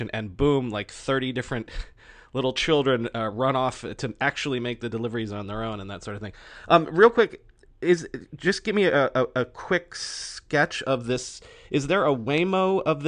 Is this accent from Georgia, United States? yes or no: no; Florida, United States; also born or lived in Dumbo, Brooklyn, New York; now in New York, United States; I grew up in Florida